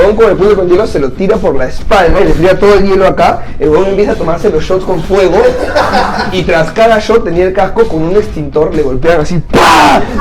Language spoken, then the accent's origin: Spanish; Santa María, Lima, Peru; Yo soy de Santa María, acá cerca